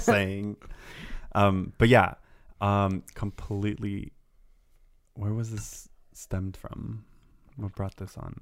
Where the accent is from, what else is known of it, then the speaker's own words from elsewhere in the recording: Santa Barbara, California, United States; I grew up in Santa Barbara.